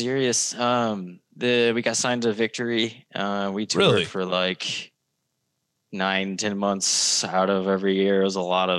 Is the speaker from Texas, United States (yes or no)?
no; Osage Beach, Missouri, United States; accent: Missouri drawl; I'm from Osage Beach.